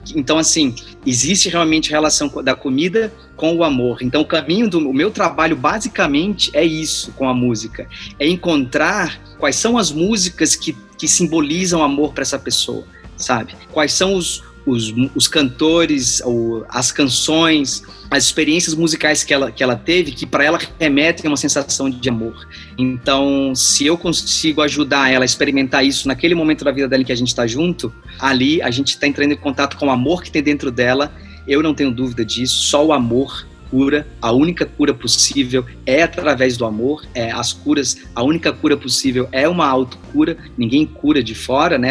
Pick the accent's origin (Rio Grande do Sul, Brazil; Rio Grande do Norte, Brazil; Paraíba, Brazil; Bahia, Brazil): Rio Grande do Norte, Brazil; Natal; moved away as an adult; now in São Paulo, Brazil; Eu sou de Natal, né? Eu me formei lá e moro aqui em São Paulo há 12 anos.